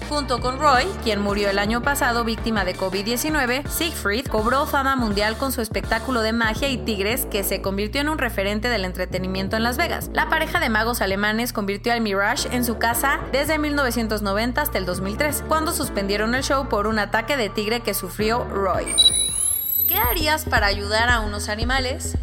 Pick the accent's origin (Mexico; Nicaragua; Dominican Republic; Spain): Mexico